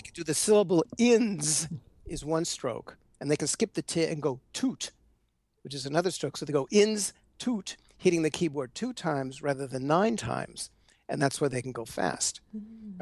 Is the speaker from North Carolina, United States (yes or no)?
no; Los Angeles, California, United States; moved away; I was out there in LA. Uh, which is where I which is where I grew up